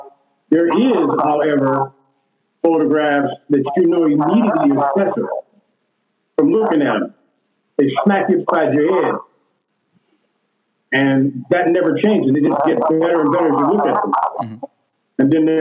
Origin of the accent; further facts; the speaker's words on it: Jacksonville, Florida, United States; born there; I was born in the South. I was born in Jacksonville, Florida.